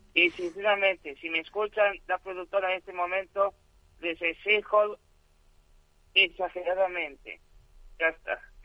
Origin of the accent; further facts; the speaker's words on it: El Puerto de Santa María, Andalusia, Spain; yo no soy sevillano, soy gaditano.